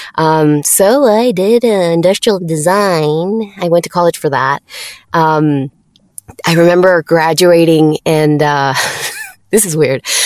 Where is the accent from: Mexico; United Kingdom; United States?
Mexico; English is a second language; I'm from Mexico